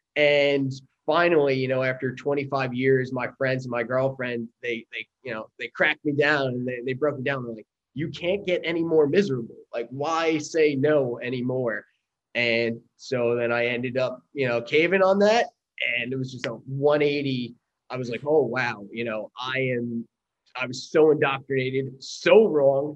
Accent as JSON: {"language": "English", "area": "Long Island", "region": "New York", "country": "United States", "tie": "born or raised there", "moved": "yes", "said": "I grew up in Long Island, New York"}